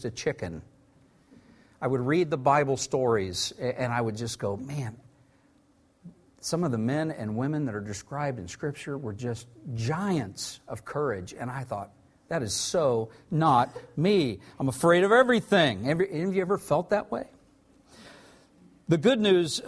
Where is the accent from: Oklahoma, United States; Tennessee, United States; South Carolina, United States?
Oklahoma, United States; Tulsa; I grew up in Tulsa, Oklahoma